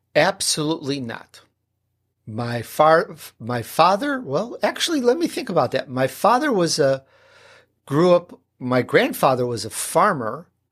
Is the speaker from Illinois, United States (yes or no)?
yes; Chicago, Illinois, United States; accent: Chicago; also born or lived in Sicily, Italy; I'm born in Sicily, believe it or not. Um, though, uh, I, I grew up in Chicago, so sometimes that little Chicago accent comes out.